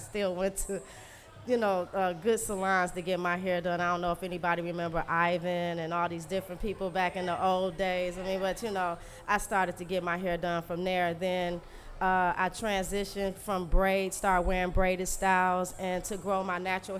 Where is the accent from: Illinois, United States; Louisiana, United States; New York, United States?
Louisiana, United States; now in Detroit, United States; I'm from Louisiana.